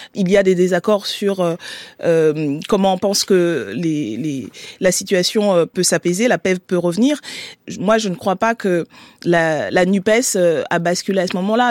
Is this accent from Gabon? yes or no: yes; Gabon; now in Paris, France; je suis née et j'ai grandi au Gabon